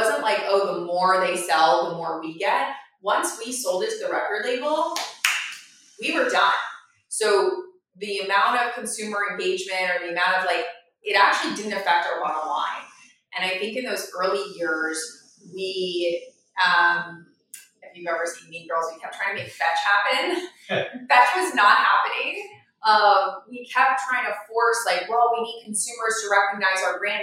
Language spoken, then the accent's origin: English; Florida, United States; moved away; I grew up in Florida